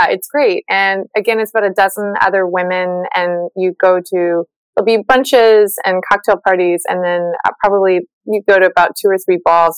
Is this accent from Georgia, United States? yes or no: no; Charleston, South Carolina, United States; also born or lived in Southern California; I am from Charleston, South Carolina.